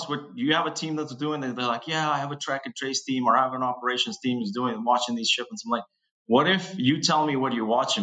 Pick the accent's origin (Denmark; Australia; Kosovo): Kosovo; now in Boston, United States; I'm originally from Kosovo, which is, I'm Albanian